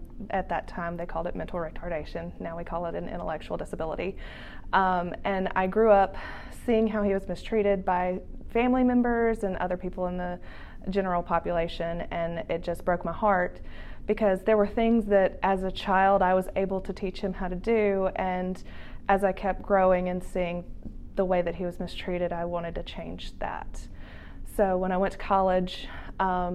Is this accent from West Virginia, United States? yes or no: no; Jackson, Mississippi, United States; moved away as an adult; also born or lived in Hattiesburg, Mississippi; now in Little Rock, United States; I went to Hillcrest Christian School in Jackson, Mississippi my entire life, from kindergarten through 12th grade